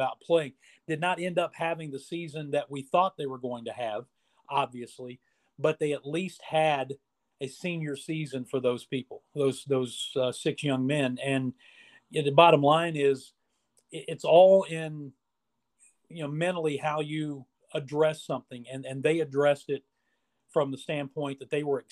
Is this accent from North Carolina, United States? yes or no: no; West Virginia, United States; moved away; I grew up in West Virginia